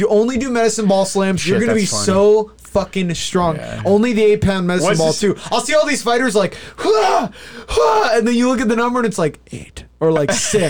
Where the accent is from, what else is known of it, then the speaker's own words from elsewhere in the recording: United States; Unabashedly an American... I am American.